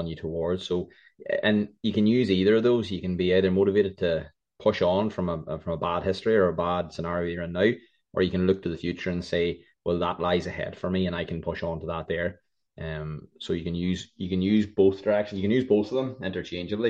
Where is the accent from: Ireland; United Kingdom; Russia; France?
Ireland; I'm an Irish man